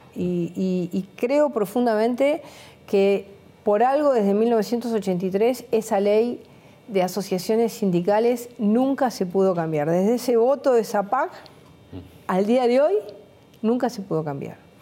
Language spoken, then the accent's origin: Spanish; Buenos Aires, Argentina; yo venía de un, de un, mundo donde para mí la ciudad de Buenos Aires se terminaba en la calle Córdoba. Yo vivía en Mansilla y Porredón